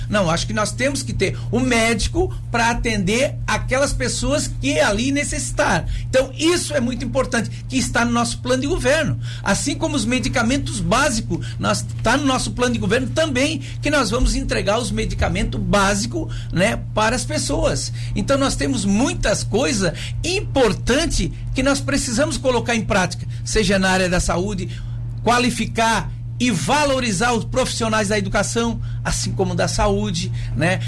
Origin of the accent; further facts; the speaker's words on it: Pescaria Brava, Santa Catarina, Brazil; also born or lived in Laguna; eu quero dar minha contribuição como filho da terra de Pescaria Brava